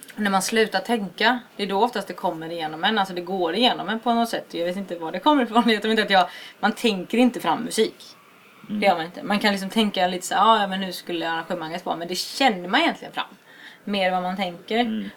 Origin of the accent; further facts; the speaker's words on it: Alingsås, Västra Götaland, Sweden; also born or lived in Gothenburg; now in Jönköping, Sweden; jag är från Alingsås från början men jag har bott i Göteborg och nu bor jag i Jönköping